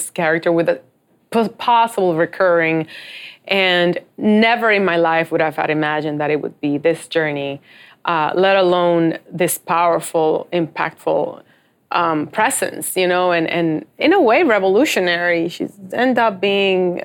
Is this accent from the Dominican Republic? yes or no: yes; Dominican Republic; I'm from Dominican Republic